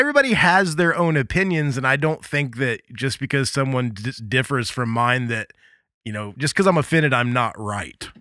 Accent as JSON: {"language": "English", "region": "Midwest", "country": "United States", "tie": "born or raised there", "also_born_or_lived": "Indiana", "said": "I grew up in the Midwest"}